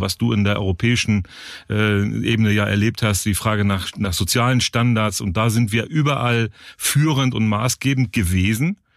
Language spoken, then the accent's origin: German; the North, Northern Germany, Germany; ich komme aus dem Norden, da ist die Hanse sehr bewusst.